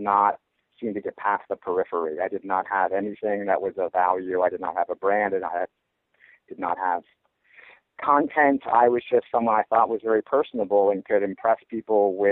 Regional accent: Canada; moved away as an adult; now in Los Angeles, United States; I grew up in Canada

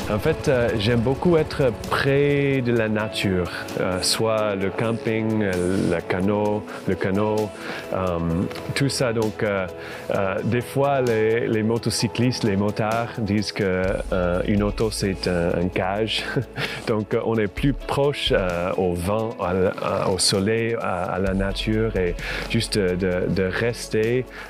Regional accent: Farmington, Minnesota, United States; French is a second language; moved away as an adult; also born or lived in New York; now in Quebec City, Canada; viens d'une ville euh, qui s'appelle Farmington. C'est pas loin de Saint Paul et Minneapolis, euh, au Minnesota. Et euh, j'ai grandi dans le foi catholique

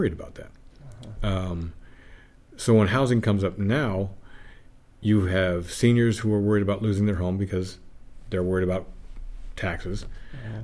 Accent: Palmyra, New York, United States; my hometown in Palmyra.

